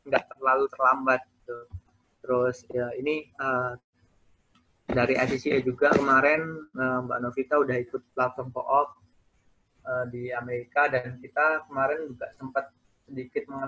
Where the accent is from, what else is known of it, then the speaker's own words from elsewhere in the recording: Lampung, Indonesia; saya asli orang Lampung cuman sukunya Jawa. Jadi mukanya bukan muka orang Lampung.